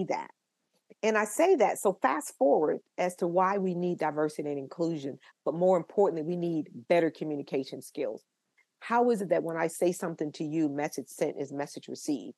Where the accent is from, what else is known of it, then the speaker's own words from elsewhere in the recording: Tampa, Florida, United States; I'm from Tampa, Florida